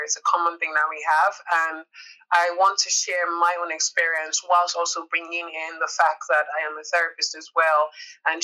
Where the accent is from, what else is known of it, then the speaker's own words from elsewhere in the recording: Nigeria; me as a Nigerian